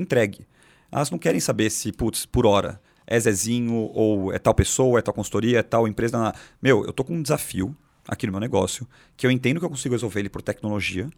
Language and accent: Portuguese; São Paulo, Brazil; São Paulo, capital, nascido e crescido aqui, aqui do lado